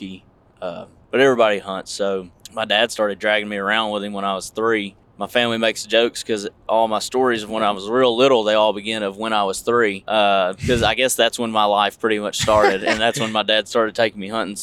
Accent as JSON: {"language": "English", "town": "Marshall", "region": "Texas", "country": "United States", "tie": "born or raised there", "also_born_or_lived": "Camp Pendleton, California", "moved": "as an adult", "said": "born and raised in Marshall, Texas, and Northeast Texas"}